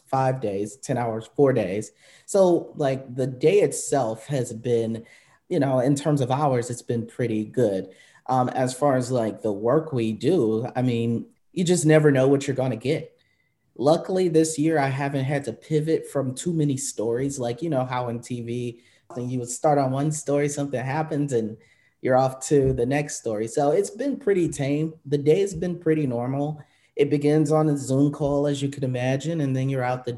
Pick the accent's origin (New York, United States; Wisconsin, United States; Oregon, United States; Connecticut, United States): Wisconsin, United States; Milwaukee; moved away as an adult; also born or lived in Phoenix; I know Milwaukee, actually, before I moved to Milwaukee, obviously, it's my hometown.